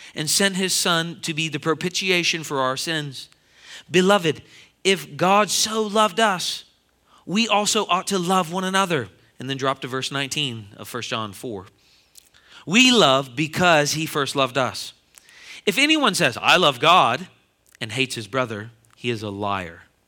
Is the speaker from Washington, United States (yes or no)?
no; Philadelphia, Pennsylvania, United States; I'm from the Philadelphia area